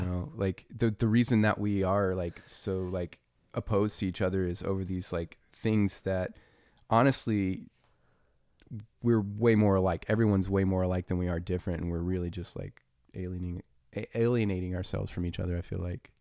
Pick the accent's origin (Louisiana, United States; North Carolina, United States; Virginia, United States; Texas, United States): Louisiana, United States; I was raised in Louisiana